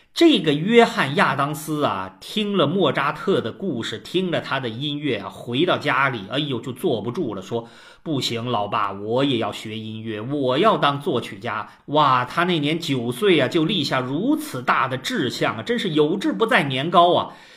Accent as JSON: {"language": "Chinese", "country": "China", "said": "我们中国人"}